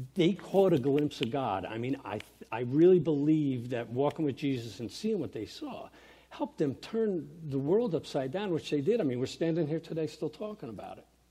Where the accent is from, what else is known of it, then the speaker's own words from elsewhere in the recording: New York, United States; also born or lived in Vernon, New Jersey; growing up in New York